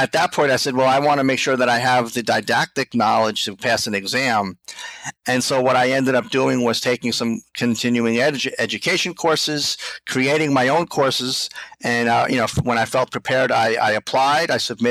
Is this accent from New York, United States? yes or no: yes; Islip, New York, United States; also born or lived in Flushing, Queens, New York; I'm from Islip myself